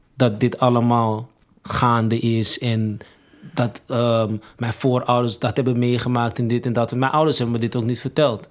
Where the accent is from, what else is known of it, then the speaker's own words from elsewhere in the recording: Amsterdam, North Holland, Netherlands; ben opgegroeid in Amsterdam Zuidoost